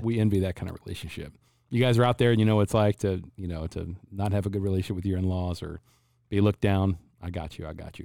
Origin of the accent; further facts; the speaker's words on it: Cincinnati, Ohio, United States; now in Phoenix, United States; I was born and raised in Cincinnati, Ohio.